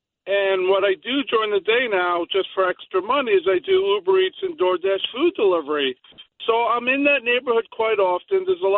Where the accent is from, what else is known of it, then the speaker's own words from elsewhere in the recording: New York City, New York, United States; I am born and raised in this part of Queens, which was an amazing place to grow up. I'm 49 years old.